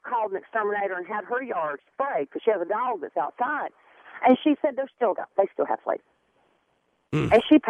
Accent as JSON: {"language": "English", "region": "South Carolina", "country": "United States", "tie": "born or raised there", "moved": "yes", "said": "And I grew up in South Carolina."}